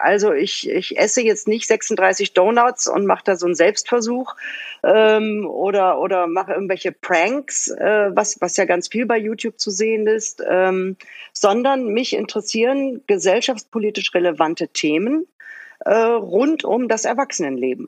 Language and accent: German; Bottrop, North Rhine-Westphalia, Germany; also born or lived in Mülheim an der Ruhr; now in Berlin, Germany; geboren bin ich in Mülheim an der Ruhr, aufgewachsen im Bottrop in Westfalen